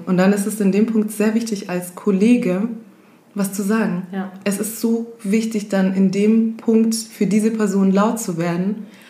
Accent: Kenya; now in Germany; bin Kenianerin

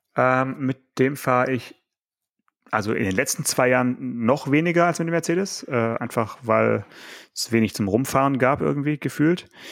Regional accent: Swabia, Germany; ich bin ja auch Schwabe.

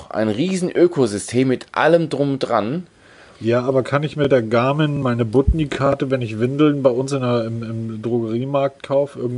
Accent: Hamburg, Germany; Ich komme aus Hamburg.

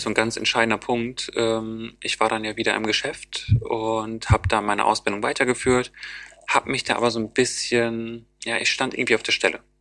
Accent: Osnabrück, Lower Saxony, Germany; now in Bremen, Germany; In Niedersachsen zum Beispiel, wo ich herkomme

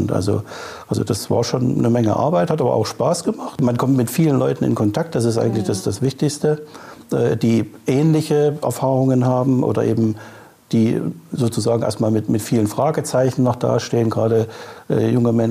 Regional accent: Chemnitz, Saxony, Germany; born there; now in Hamburg, Germany; Ich bin gebürtiger Chemnitzer.

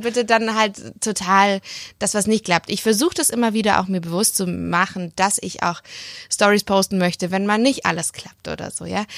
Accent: Leonberg, Baden-Württemberg, Germany; moved away as an adult; now in Stuttgart, Germany; in Leonberg

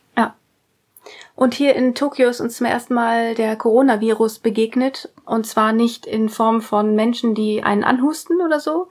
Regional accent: Germany

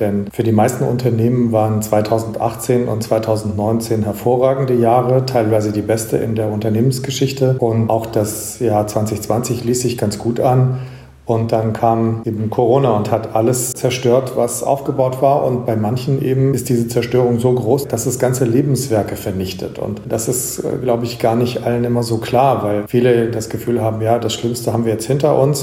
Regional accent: Germany; als Deutsche

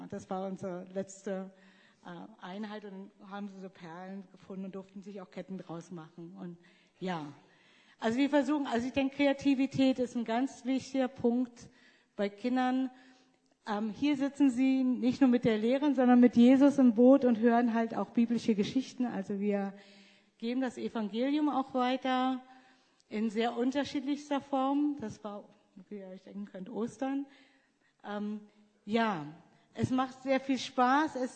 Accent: Germany; moved away; Ich, ich, bin eigentlich keine richtige Deutsche mehr.

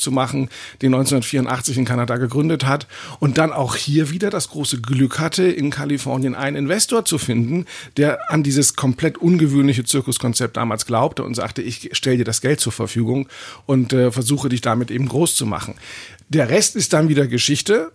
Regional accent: Germany; bei uns in Deutschland

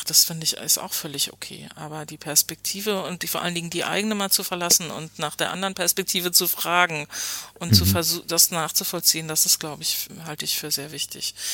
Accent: Hoyerswerda, Saxony, Germany; wenn man gesagt hat, ich bin aus Hoyerswerda, alle kannten äh, diese Geschichte und man war ständig damit konfrontiert.

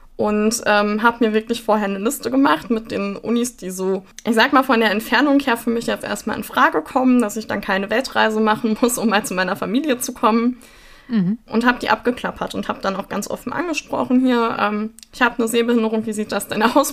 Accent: Sauerland, North Rhine-Westphalia, Germany; Ich komme aber aus dem Sauerland

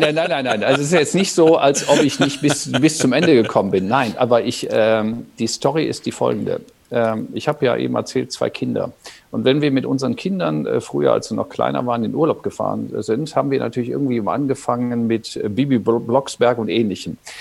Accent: North Rhine-Westphalia, Germany; ich am Niederrhein aufgewachsen bin

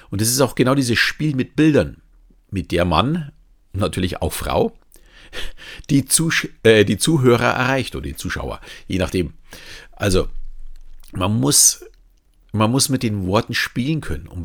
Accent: Bavaria, Germany; Und wenn mir jemand sagt, ich bin Bayer, nehme ich dieses auch nicht als Beleidigung an.

